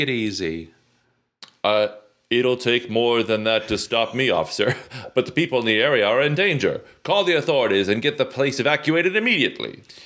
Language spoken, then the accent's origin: English; the South, United States; I grew up in the South